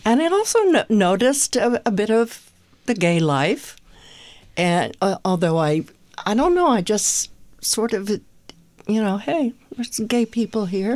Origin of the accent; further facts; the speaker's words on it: Pittsburgh, Pennsylvania, United States; moved away; also born or lived in Philadelphia; growing up in Pittsburgh, then moving to Philly